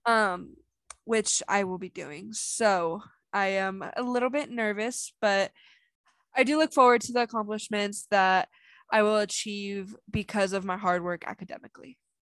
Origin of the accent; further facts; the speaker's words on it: United States; as an American